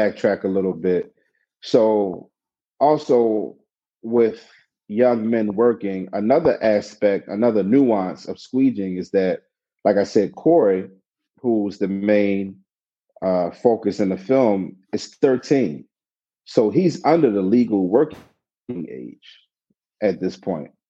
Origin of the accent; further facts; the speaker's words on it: Baltimore, Maryland, United States; I'm from the city, I was born and raised in West Baltimore.